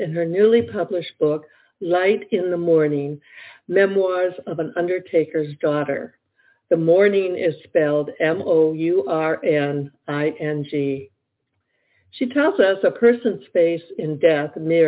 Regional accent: Detroit, Michigan, United States; I grew up in Detroit, Michigan

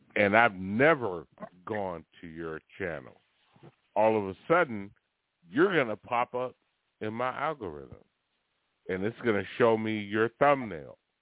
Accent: Oakland, California, United States; I'm born and bred Northern California. I'm from Oakland, San Francisco.

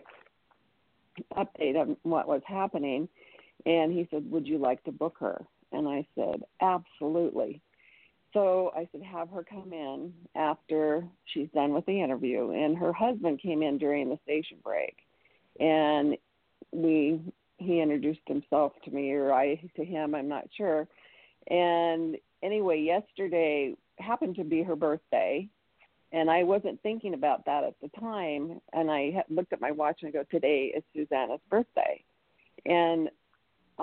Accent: United States; also born or lived in Utah; me being an American

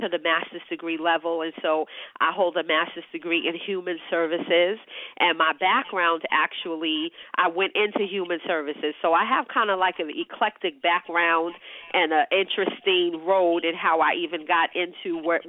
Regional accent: New York City, New York, United States; I'm born and bred New York City

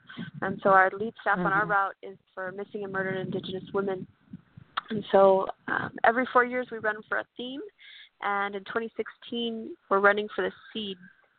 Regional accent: San Antonio, Texas, United States; I'm Kickapoo and Carrizo Come Crudo from Texas, and I'm born and raised in San Antonio

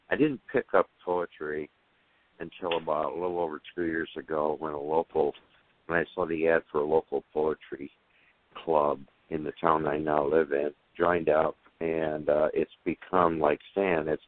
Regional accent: California, United States; now in Alabama, United States; Moved here to Alabama back in 1990. I was originally from California.

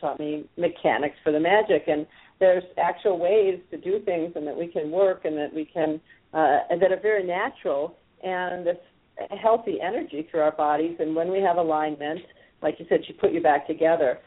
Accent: the Midwest, Wisconsin, United States; moved away as an adult; also born or lived in San Francisco, California / Israel; I grew up in the Midwest

